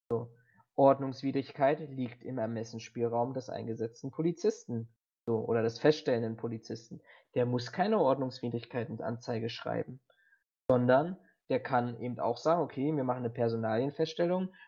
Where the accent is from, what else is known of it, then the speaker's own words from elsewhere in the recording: Berlin, Germany; Ich bin ja auch Berliner